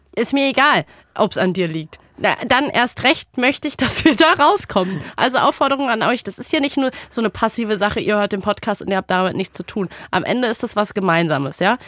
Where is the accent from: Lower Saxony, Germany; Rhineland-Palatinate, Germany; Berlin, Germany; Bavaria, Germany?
Berlin, Germany; als Berlinerin